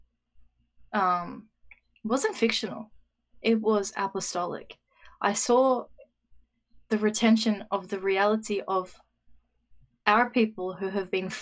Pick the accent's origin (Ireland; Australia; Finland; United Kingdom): Australia; my experience as an Australian